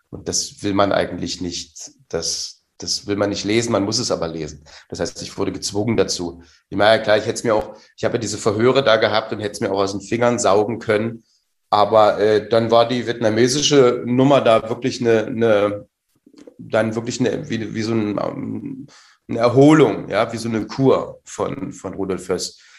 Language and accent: German; Saxony, Germany; aber mir hat es als Sachse geholfen, diese Vokalverschiebung äh, äh, zu hören den ganzen Tag.